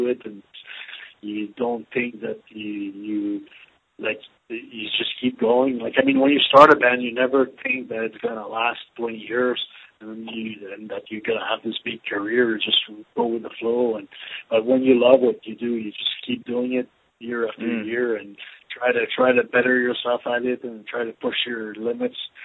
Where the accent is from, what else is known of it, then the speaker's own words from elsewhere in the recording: Canada; moved away as an adult; now in Dallas, United States; I'm originally from Canada, but I've been living in Dallas, Texas for 4 years now.